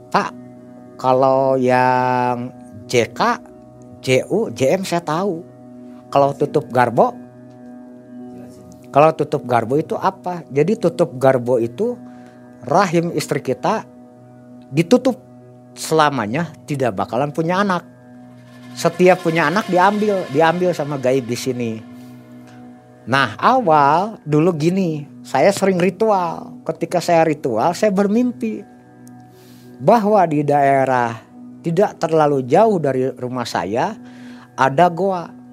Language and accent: Indonesian; Bandung, West Java, Indonesia; Saya bilang saya dari kota Bandung.